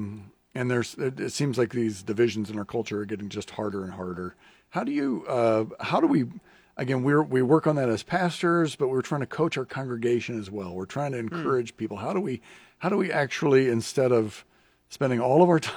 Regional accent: Lincoln, Nebraska, United States; growing up in Lincoln

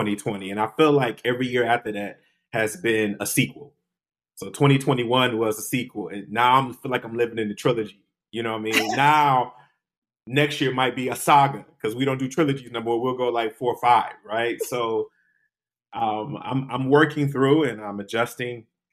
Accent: Detroit, Michigan, United States; moved away; also born or lived in East Coast; I'm born and raised in Detroit. And when I moved to the East Coast

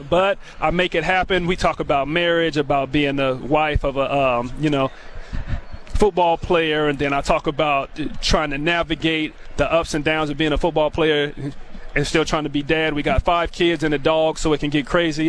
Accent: Tacoma, Washington, United States; I grew up in Tacoma

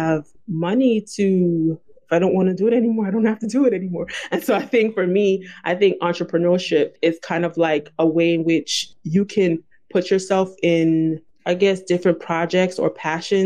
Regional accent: New York City, New York, United States; my family's from Haiti and I was born in Brooklyn, I'm first generation.

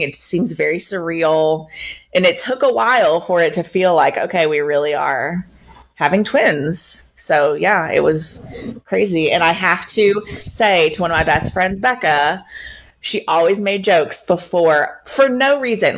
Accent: Louisville, Kentucky, United States; also born or lived in Bowling Green, Kentucky; now in Shelbyville, United States; I'm from Louisville. I grew up um, around St. Matthews

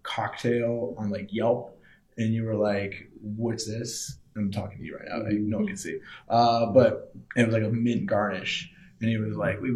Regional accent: Alexandria, Virginia, United States; also born or lived in Richmond / Chicago / New Orleans; now in Washington, D.C., United States; I'm actually from the area originally. I grew up in Alexandria

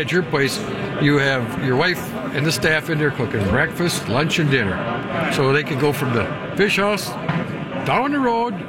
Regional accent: Brooklyn Center, Minnesota, United States; also born or lived in Mille Lacs; back when we're both from Brooklyn Center

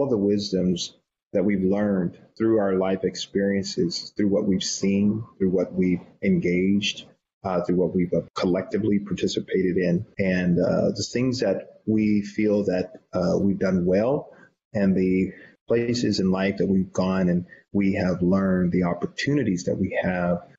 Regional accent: the South, United States; I was born and raised in the South

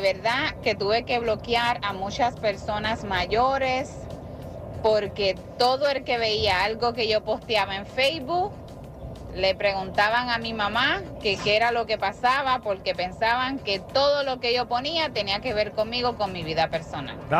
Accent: Puerto Rico; soy de Puerto Rico

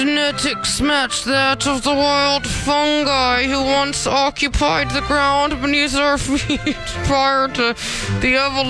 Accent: Ontario, Canada; moved away; growing up in Ontario, when it's pretty hot all the time.

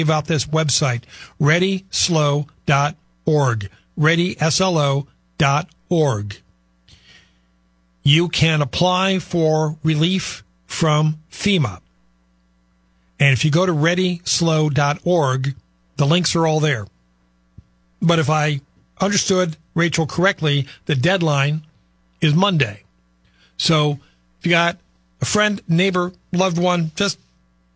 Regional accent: Midwest, United States; moved away; I grew up in the Midwest and I left.

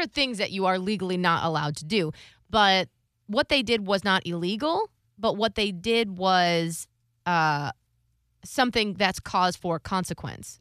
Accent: Ohio, United States; I grew up in in Ohio

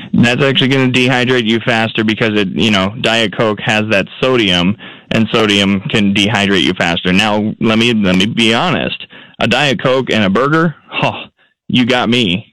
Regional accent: Minnesota, United States; moved away; I'm a Midwesterner up in Minnesota.

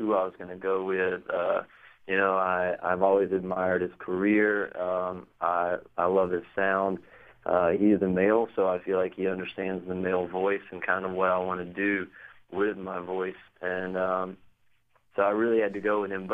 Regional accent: Macclenny, Florida, United States; I was born and raised in Macclenny, Florida.

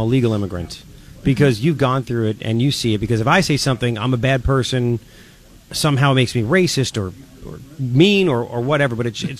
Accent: Long Island, New York, United States; now in Tucson, United States; I'm from Long Island, right? I'm a New Yorker.

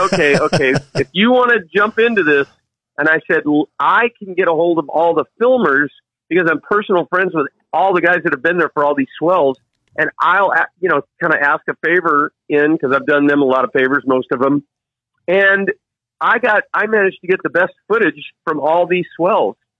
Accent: United States; moved away as an adult; also born or lived in Virginia Beach, Virginia / Cape Hatteras, North Carolina; now in North Shore, Oahu, Hawaii, United States; grew up surfing Virginia Beach, Cape Hatteras area

